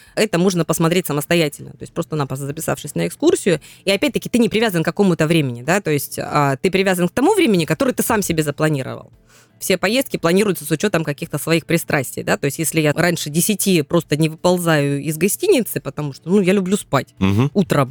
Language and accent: Russian; Krasnodar Krai, Russia; мы кубанцы